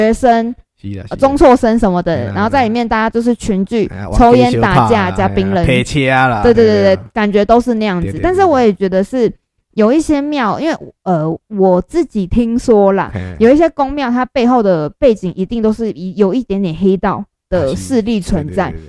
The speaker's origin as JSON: {"language": "Chinese", "town": "Sanchong", "region": "New Taipei", "country": "Taiwan", "said": "因为我我是三重人嘛"}